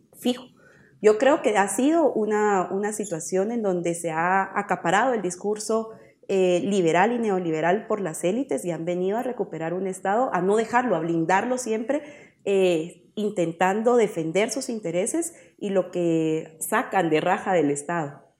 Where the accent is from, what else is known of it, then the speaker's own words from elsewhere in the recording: Guatemala; en nuestro país, en Guatemala